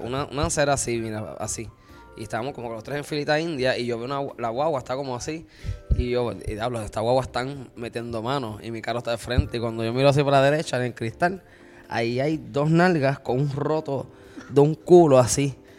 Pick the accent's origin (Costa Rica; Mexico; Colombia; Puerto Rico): Puerto Rico; Río Grande; also born or lived in Luquillo, Puerto Rico; soy de Río Grande, pero criado también en Luquillo